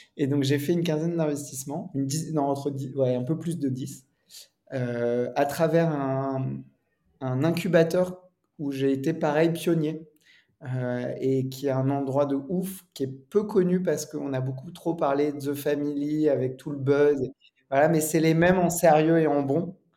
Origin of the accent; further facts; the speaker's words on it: Normandy, France; je suis normand